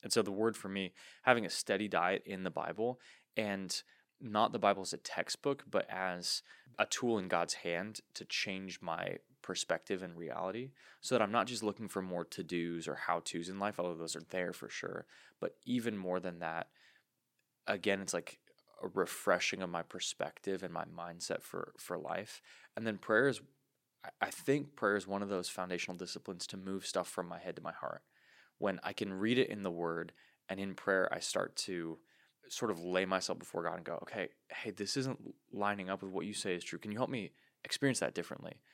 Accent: United States; us as American Christians

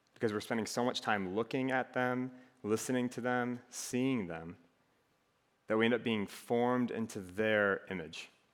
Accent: Minnesota, United States; accent: Minnesotan; moved away as an adult; now in Iowa City, United States; I'm originally from Minnesota, so I have a little bit of an accent that comes out from time to time

